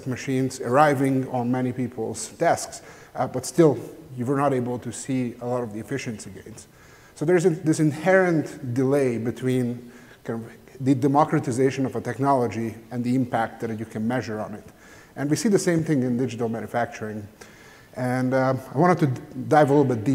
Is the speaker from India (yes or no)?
no; Hungary; I'm from Hungary